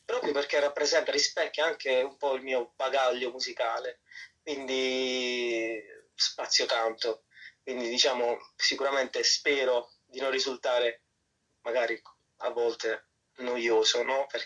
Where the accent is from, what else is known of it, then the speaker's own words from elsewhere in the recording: Apulia, Italy; also born or lived in Barbados; sono stato in Puglia. Mm. no, nella mia terra.